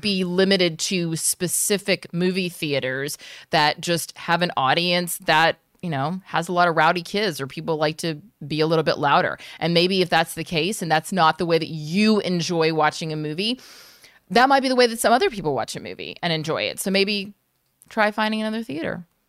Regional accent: United States; being an American outsider

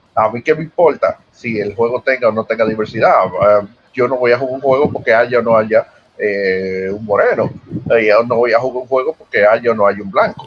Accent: Dominican Republic; yo soy dominicano

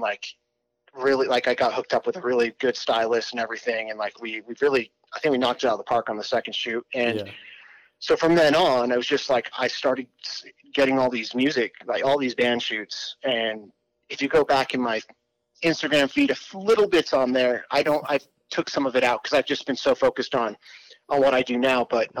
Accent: England, United Kingdom; also born or lived in Arizona, United States / Italy; I moved around my entire life, but I was actually born in Arizona, but I grew up in England and spent most of my childhood there.

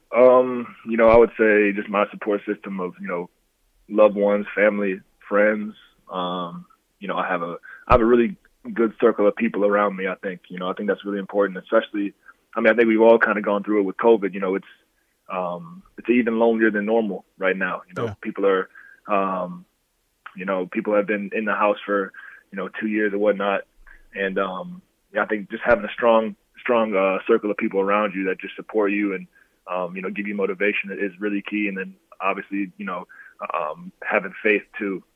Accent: Dixon, United States; I grew up in Dixon. So Dixon is a real small town

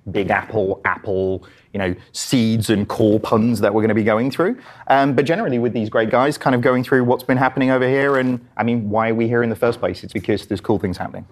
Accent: England, United Kingdom; accent: English; my English accent

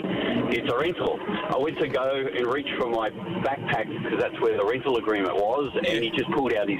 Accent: Australia; oh, you're Australian. I said, yeah.

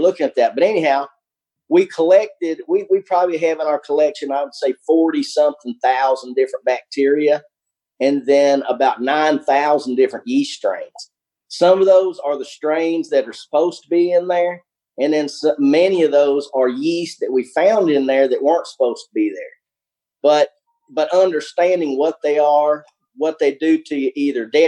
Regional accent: Albany, Kentucky, United States; also born or lived in Covington, Kentucky; where I grew up in South Central Kentucky, Albany, Kentucky, you tend to get a little bit more of the accent going on there

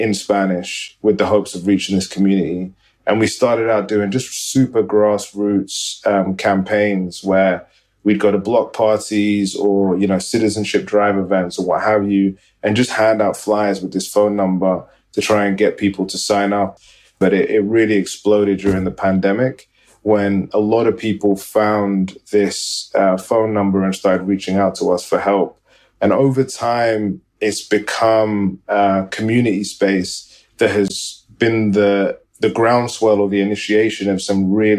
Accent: Sudan; moved away; also born or lived in Beirut / New York; I'm from Sudan originally.

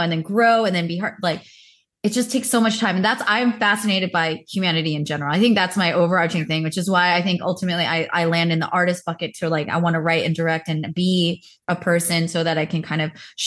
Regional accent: United States; my context of being Korean American, I grew up very, very Baptist Christian

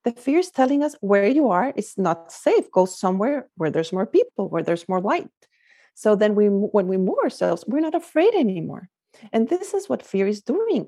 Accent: Guatemala; moved away as an adult; also born or lived in France / Singapore / Belgium / Spain; now in California, United States; I'm originally from Guatemala, that's where I grew up

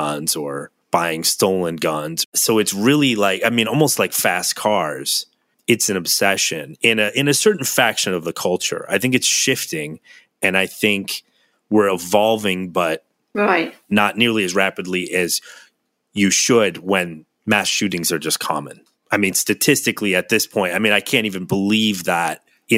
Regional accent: United States; as an American

